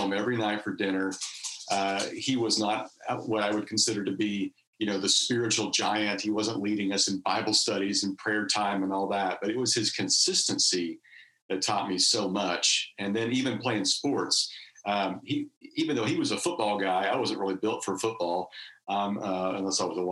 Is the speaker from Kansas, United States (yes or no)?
yes; Wichita, Kansas, United States; accent: Southern; moved away as an adult; also born or lived in Missouri / Lexington, Kentucky; now in California, United States; I grew up in outside of Wichita, Kansas